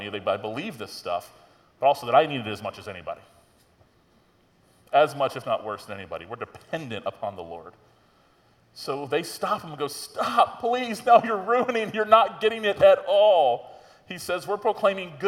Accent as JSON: {"language": "English", "town": "Tallahassee", "region": "Florida", "country": "United States", "tie": "born or raised there", "said": "being a pastor in my hometown, I grew up here in Tallahassee"}